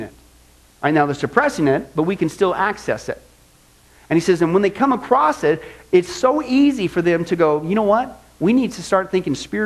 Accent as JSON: {"language": "English", "region": "Midwest", "country": "United States", "tie": "born or raised there", "said": "I grew up in the Midwest"}